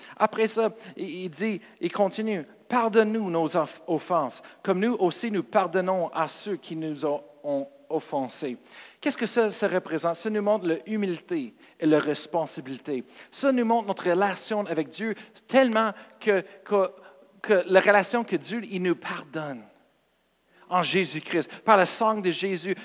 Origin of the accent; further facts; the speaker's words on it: United States; Moi, je viens des États-Unis